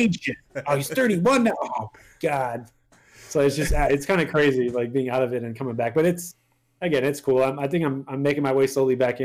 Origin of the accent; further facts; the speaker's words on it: Canada; first language French; English is a second language; also born or lived in Montreal; I'm French Canadian. My French is my first language